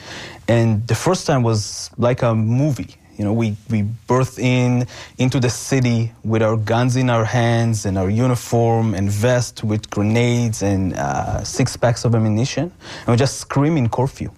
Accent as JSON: {"language": "English", "country": "Israel", "tie": "born or raised there", "moved": "yes", "said": "growing up in Israel"}